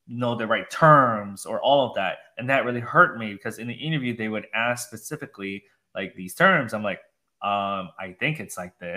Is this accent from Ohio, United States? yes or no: no; Minnesota, United States; also born or lived in Wisconsin; now in Austin, United States; I was from the Midwest, okay, upper Midwest in Minnesota, Wisconsin.